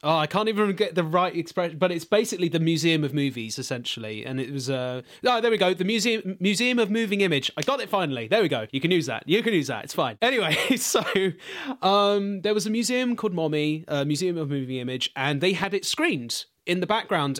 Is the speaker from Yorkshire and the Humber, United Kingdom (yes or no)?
no; London, United Kingdom; I grew up in East London, specifically Walthamstow